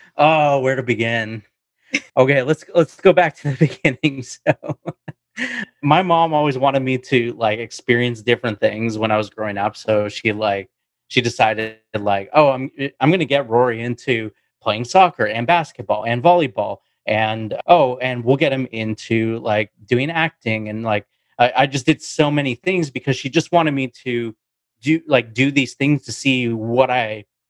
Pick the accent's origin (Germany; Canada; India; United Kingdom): Canada; Vancouver, British Columbia; I'm from Vancouver, Canada.